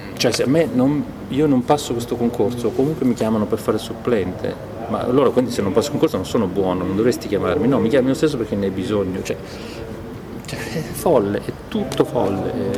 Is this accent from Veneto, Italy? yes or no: no; Copertino, Apulia, Italy; al mio paese Copertino Lecce